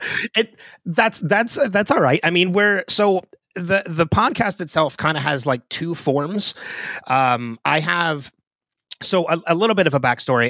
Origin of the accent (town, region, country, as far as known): New Jersey, United States; born or raised there; also born or lived in Philadelphia